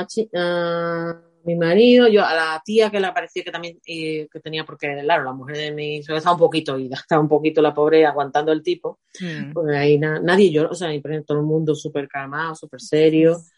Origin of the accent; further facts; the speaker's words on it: Spain; moved away; soy española